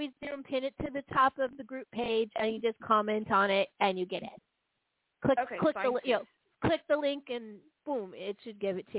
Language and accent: English; San Francisco, California, United States; I'm from San Francisco.